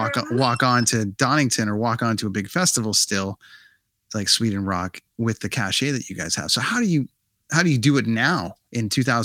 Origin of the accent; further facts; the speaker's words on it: Canada; it's like, cool, we're from Canada